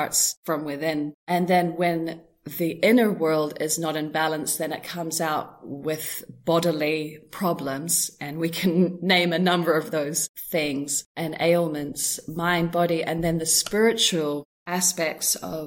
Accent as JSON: {"language": "English", "country": "New Zealand", "tie": "born or raised there", "said": "I was brought up in New Zealand, and that was kind of my foundational years"}